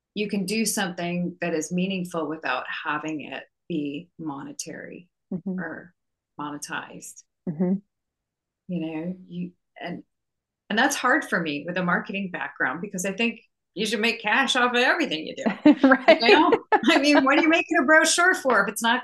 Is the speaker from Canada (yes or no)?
yes; Canada; now in Virginia, United States; I grew up in Canada